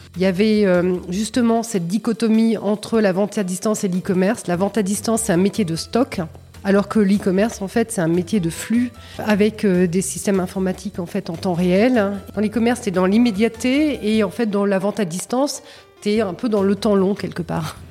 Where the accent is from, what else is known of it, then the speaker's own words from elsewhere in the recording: Saint-Germain-en-Laye, Île-de-France, France; je suis née à Saint-Germain-en-Laye.